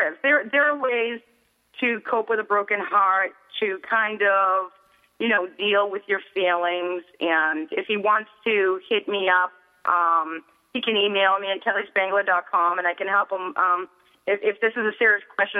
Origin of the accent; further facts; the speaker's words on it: Boston, Massachusetts, United States; I'm from Boston